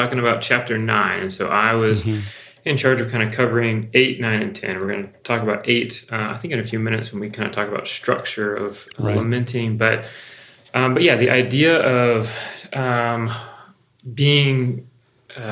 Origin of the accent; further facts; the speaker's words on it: the South, United States; a white male that grew up in the South